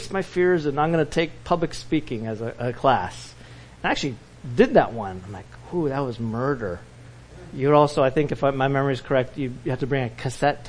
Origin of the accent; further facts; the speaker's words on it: Orange County, California, United States; growing up in Orange County, California